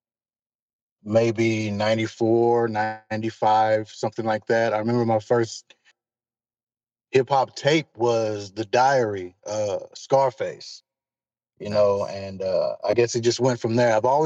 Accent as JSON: {"language": "English", "town": "Fort Worth", "region": "Texas", "country": "United States", "tie": "born or raised there", "said": "I am born and raised Fort Worth, Texas"}